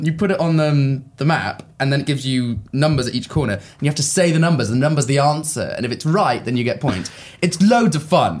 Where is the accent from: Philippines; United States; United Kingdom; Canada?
United Kingdom; Swansea, Wales; born there; I was born in Swansea.